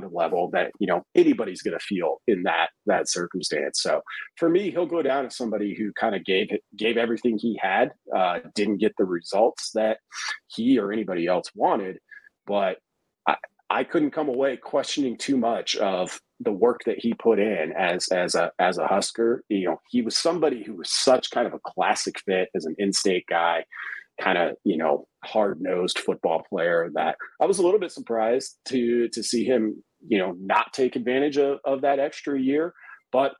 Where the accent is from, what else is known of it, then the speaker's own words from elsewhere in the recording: the Nebraska Panhandle, United States; I grew up out in the Panhandle. Scottsbluff is like our city, our New York City out there